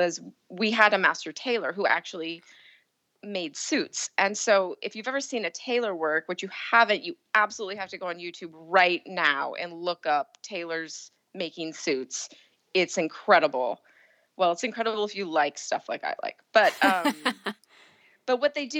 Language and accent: English; Pacific Northwest, United States; also born or lived in Seattle, Washington / Portland, Oregon; I'm from the Pacific Northwest